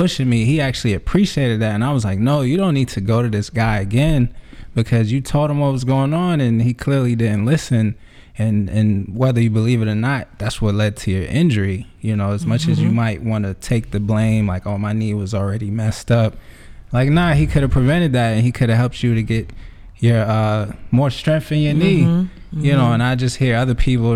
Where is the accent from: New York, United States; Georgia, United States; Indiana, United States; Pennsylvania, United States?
New York, United States; now in Atlanta, United States; I'm from New York